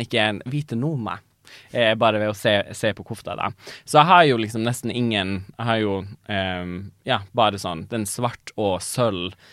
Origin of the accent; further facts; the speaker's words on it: Tana, Finnmark, Norway; jeg er fra Tana